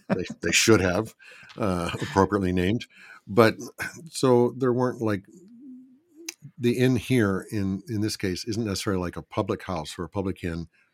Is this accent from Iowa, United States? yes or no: no; Philadelphia, Pennsylvania, United States; born there; also born or lived in Michigan; I was born in Philadelphia. Would that mean that I would have to go back to Philadelphia? But then I spent a lot of my life in Michigan.